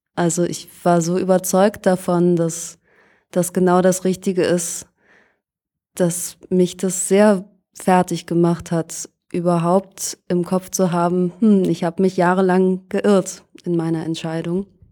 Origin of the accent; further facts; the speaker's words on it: Lohne, Lower Saxony, Germany; moved away as an adult; now in Berlin, Germany; Ich bin in einer Kleinstadt in Niedersachsen aufgewachsen, die heißt Lohne im Landkreis Fechter.